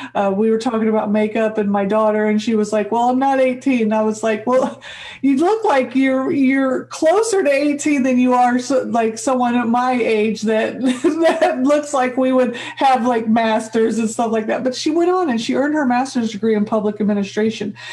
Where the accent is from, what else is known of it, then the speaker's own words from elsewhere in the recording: Midwest, United States; moved away; I grew up in the Midwest, white girl.